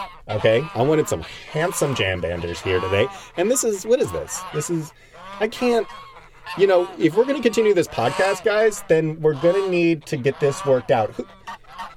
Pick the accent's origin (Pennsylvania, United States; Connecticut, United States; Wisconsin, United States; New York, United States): Connecticut, United States; my home state of Connecticut